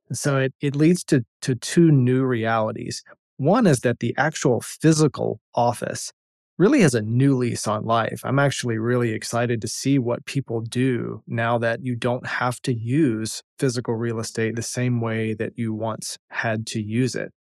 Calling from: North Carolina, United States; calling in from North Carolina

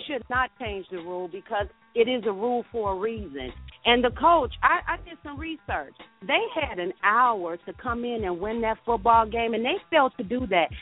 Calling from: Georgia, United States; I'm calling from Georgia

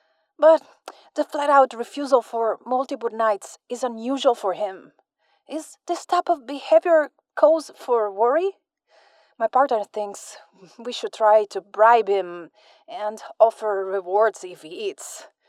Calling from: Lugano, Ticino, Switzerland; I'm calling from Lugano in Switzerland.

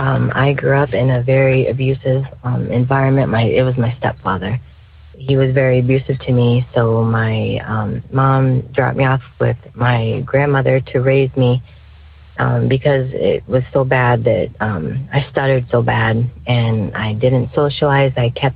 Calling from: St. Louis, Missouri, United States; I am from St. Louis, Missouri.

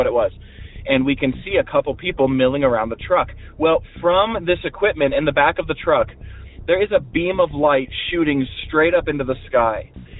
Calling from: Montana, United States; I'm calling you from Montana.

